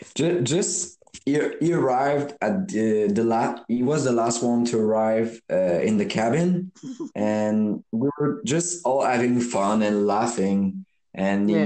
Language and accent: English; Quebec, Canada; I'm from Quebec